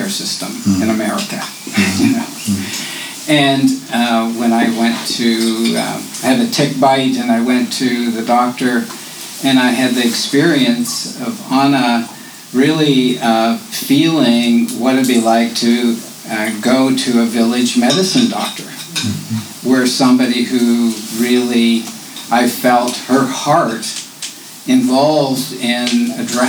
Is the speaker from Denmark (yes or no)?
no; Canada; now in United States; I grew up as a Canadian